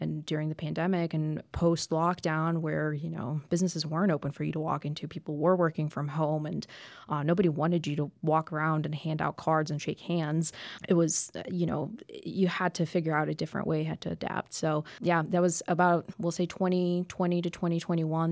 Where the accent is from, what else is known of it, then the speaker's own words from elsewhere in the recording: Champaign, Illinois, United States; moved away as an adult; also born or lived in Denver; now in Memphis, United States; I grew up in Champaign, Illinois